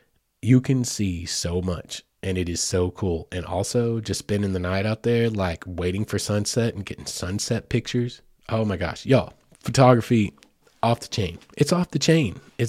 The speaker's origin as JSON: {"language": "English", "town": "Heavener", "region": "Oklahoma", "country": "United States", "tie": "born or raised there", "said": "growing up in Heavener, Oklahoma, which is just a hop, skip, and a jump away from Mena, I'm well aware of it."}